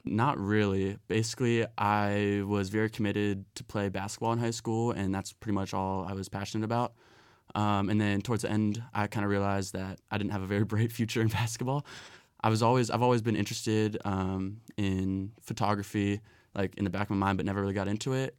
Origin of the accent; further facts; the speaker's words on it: Philadelphia, Pennsylvania, United States; moved away; I'm from Philadelphia